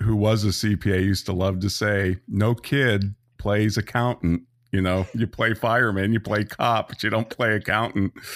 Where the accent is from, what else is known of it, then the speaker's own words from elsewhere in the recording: Santa Rosa, California, United States; also born or lived in Petaluma, California; I grew up in Santa Rosa, California